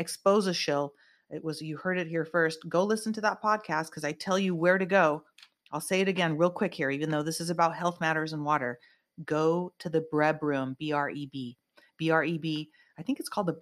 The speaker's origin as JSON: {"language": "English", "country": "United States", "said": "I am an American, and I bleed red, white, and blue"}